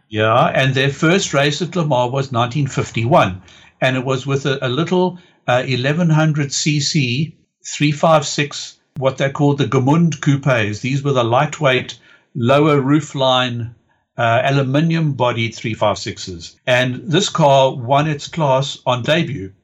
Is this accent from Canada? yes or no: no; East London, Eastern Cape, South Africa; the city where I grew up in South Africa called East London